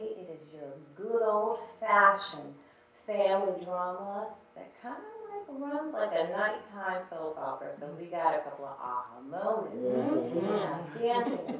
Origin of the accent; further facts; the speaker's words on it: New York City, New York, United States; we're from, you know, New York City, New York City, but our family is from Lake Charles